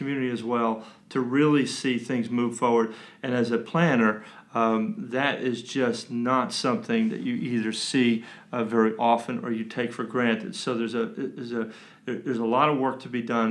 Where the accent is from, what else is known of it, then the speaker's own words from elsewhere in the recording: New York City, New York, United States; now in Kannapolis, United States; I was born in Manhattan. I was actually born on Fifth Avenue.